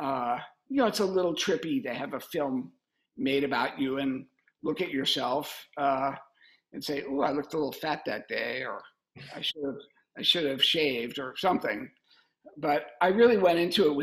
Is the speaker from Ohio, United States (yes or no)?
yes; Cincinnati, Ohio, United States; my hometown of Cincinnati